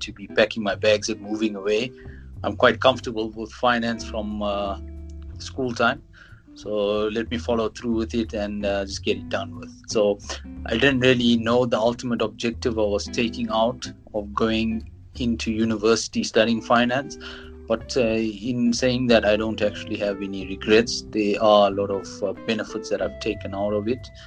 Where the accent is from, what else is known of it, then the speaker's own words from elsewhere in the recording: King William's Town, Eastern Cape, South Africa; now in Johannesburg, South Africa; I grew up in a small town called King Williamstown in the Eastern Cape.